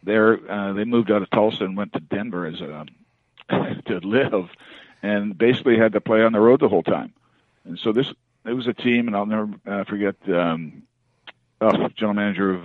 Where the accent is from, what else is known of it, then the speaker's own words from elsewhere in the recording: British Columbia, Canada; moved away as an adult; I grew up in British Columbia